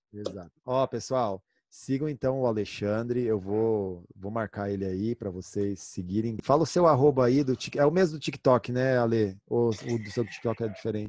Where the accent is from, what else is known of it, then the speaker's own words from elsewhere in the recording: Brazil; eu sou brasileiro